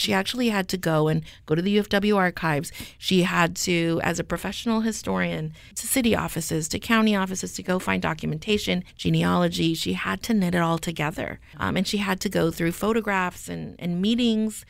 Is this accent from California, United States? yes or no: yes; Stockton, California, United States; moved away as an adult; I was raised in Stockton